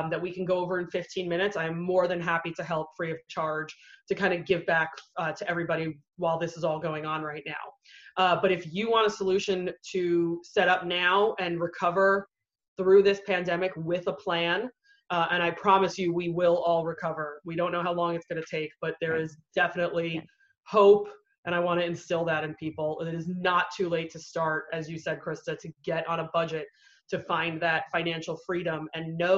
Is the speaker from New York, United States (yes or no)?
yes; New York, United States; moved away as an adult; also born or lived in San Diego, California; now in Virginia Beach, United States; I'm originally from New York